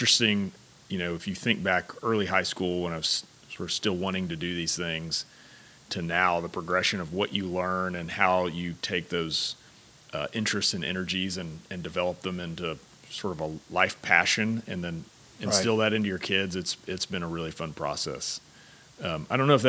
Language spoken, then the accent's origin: English; Houston, Texas, United States; I was born and raised in Houston